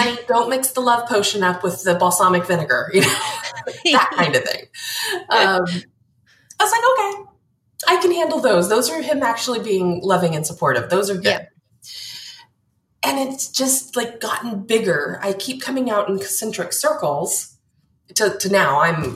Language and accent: English; North Pole, Alaska, United States; I'm from North Pole, Alaska. I lived less than 2 miles from the Santa Claus house